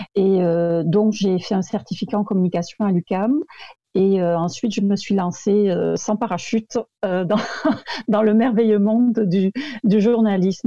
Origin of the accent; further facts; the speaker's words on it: France; accent: French; moved away as an adult; now in Quebec, Canada; je viens de France comme mon accent l'indique. Mais ça fait très très longtemps que je vis au Québec